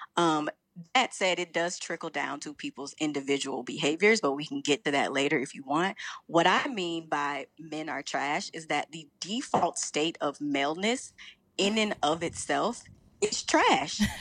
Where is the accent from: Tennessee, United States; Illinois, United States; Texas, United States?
Illinois, United States; Chicago; also born or lived in New York; I'm from Chicago